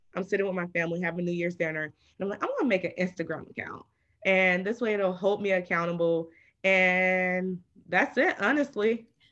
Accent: Atlanta, Georgia, United States; I'm from Atlanta

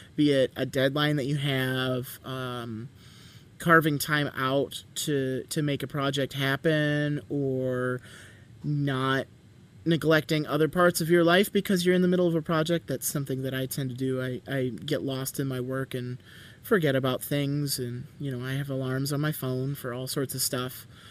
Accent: Michigan, United States; I'm from Michigan

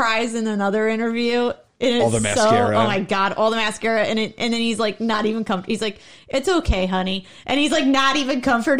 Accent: Akron, Canton area, Ohio, United States; I'm from the Akron, Canton area.

